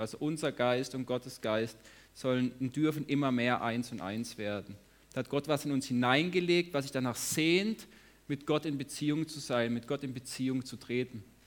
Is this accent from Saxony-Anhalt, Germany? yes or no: no; Lörrach, Baden-Württemberg, Germany; now in Hagen, Germany; Ich komme auch aus Lörrach, ich wohne in Hagen